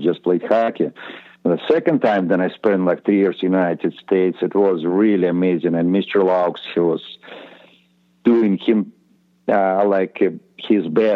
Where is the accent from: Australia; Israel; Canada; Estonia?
Estonia; English is a second language; moved away as an adult; we just kind of came from Estonia